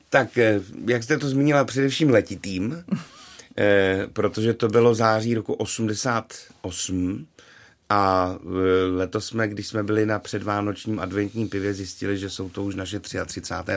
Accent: Karlovy Vary, Karlovy Vary Region, Czechia; vzpomínka na Vánoce v, v mém rodném městě, tedy v Karlových Varech

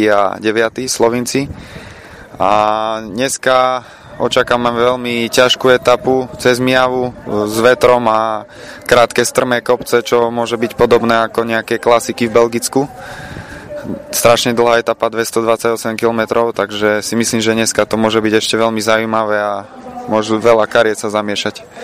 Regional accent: Slovakia; v mojom rodnom meste som chcel uspieť

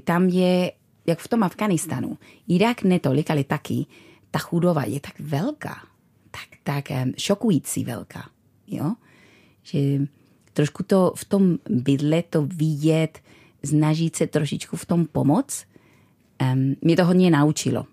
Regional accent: Bilbao, Basque Country, Spain; Czech is a second language; moved away as an adult; also born or lived in London / Brno; now in Czech Republic; Já jsem vyrostla v Bilbao

